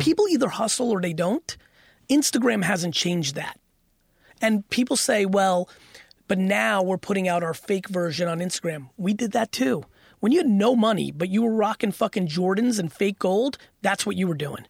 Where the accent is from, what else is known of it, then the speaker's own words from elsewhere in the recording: Edison, New Jersey, United States; I lived in Edison, New Jersey when the huge Indian immigration came. All my homies were brown, and they were hungry 'cause they came poor, and I was still in fifth grade.